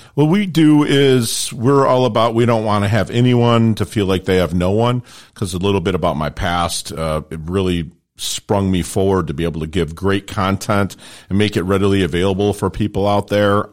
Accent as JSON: {"language": "English", "town": "Detroit", "region": "Michigan", "country": "United States", "tie": "born or raised there", "also_born_or_lived": "Philippines", "moved": "yes", "lives_now": "South Florida, United States", "said": "I grew up in Detroit"}